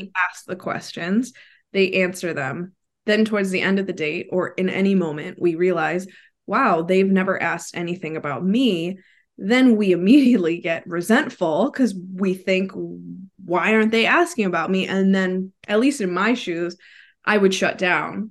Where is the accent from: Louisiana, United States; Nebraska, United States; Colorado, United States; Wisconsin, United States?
Wisconsin, United States; moved away as an adult; now in Florida, United States; I'm originally from Wisconsin, so I'm a Midwest girl at heart, but I currently live in Florida